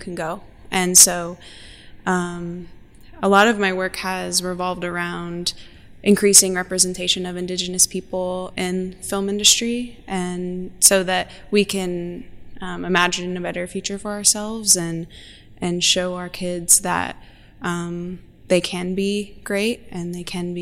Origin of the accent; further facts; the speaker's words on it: Norman, Oklahoma, United States; now in Tulsa, United States; I am from Norman, Oklahoma, and I currently live on the Muscogee Creek Reservation in Tulsa, Oklahoma